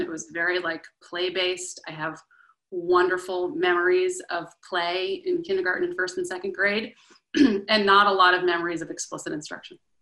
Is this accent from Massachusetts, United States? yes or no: yes; Boston, Massachusetts, United States; I grew up in the Boston area